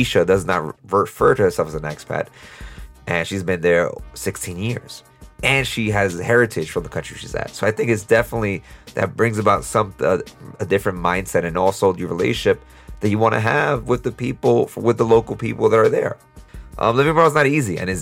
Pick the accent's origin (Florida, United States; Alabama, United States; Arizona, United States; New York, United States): New York, United States; New York City; moved away; us New Yorkers, us Brooklynites